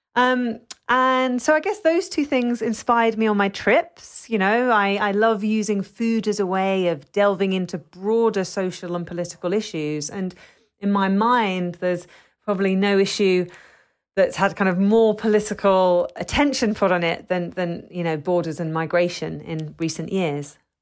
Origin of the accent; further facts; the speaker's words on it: London, United Kingdom; I'm British, you know, I was born in London, but as, as someone who's a second generation